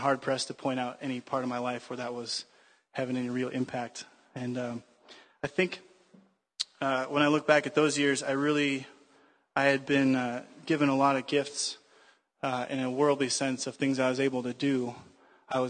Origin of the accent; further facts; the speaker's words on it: United States; I am American